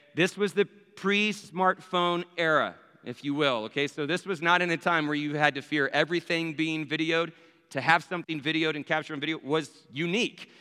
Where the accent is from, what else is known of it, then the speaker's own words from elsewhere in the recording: Abilene, Texas, United States; Abilene, Texas, my hometown